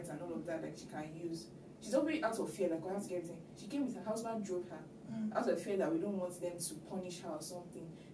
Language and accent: English; Lagos, Nigeria; I grew up in Lagos. I've always been in Lagos.